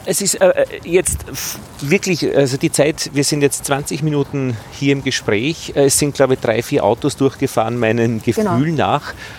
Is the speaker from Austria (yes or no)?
yes; Altheim, Upper Austria, Austria; now in Vienna, Austria; in meiner Heimatgemeinde in Oberösterreich, in Altheim